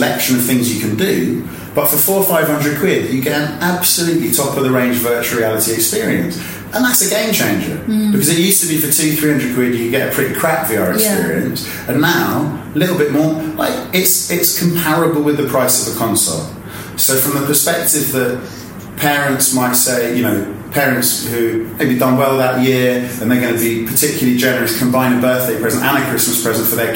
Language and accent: English; London, United Kingdom; I'm originally from West London.